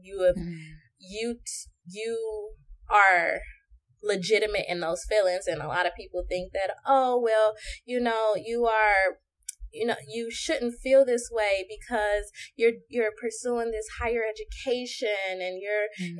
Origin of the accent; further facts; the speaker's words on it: Chicago, Illinois, United States; also born or lived in Lafayette, Indiana; now in Dallas, United States; I I'm from Chicago, but I was in um, Lafayette, Indiana